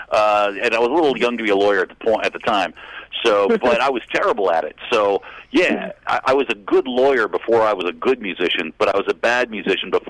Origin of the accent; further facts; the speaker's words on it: Boston, Massachusetts, United States; also born or lived in Brooklyn Heights, New York / California; And then I grew up in Boston, Massachusetts.